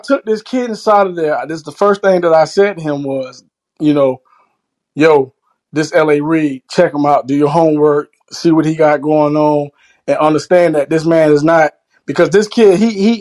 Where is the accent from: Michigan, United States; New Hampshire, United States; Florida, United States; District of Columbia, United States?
Florida, United States; South; I'm from South Florida